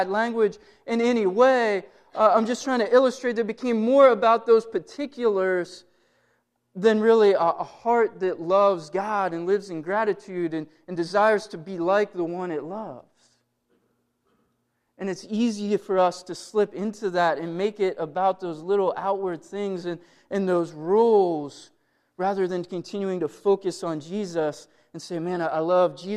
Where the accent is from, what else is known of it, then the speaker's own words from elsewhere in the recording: Blair County, Pennsylvania, United States; now in Johnstown, United States; I didn't grow up in Johnstown. I grew up in Blair County